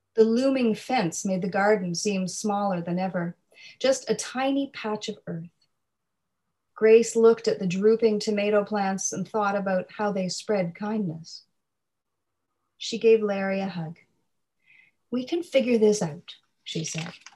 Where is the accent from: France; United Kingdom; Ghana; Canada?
Canada; Nova Scotia; I grew up in Nova Scotia, my parents are actually from the prairies